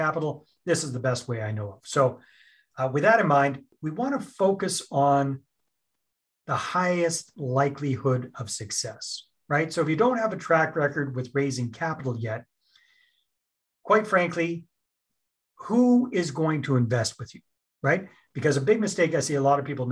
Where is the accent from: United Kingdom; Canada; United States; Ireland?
Canada; I'm Canadian. I'm up here in Canada.